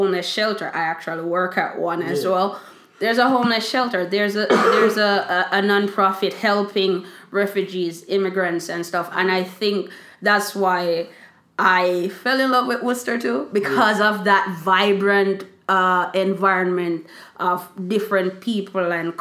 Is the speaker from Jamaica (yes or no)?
yes; Bellevue District, Westmoreland, Jamaica; where I went to school in a place called Bellevue District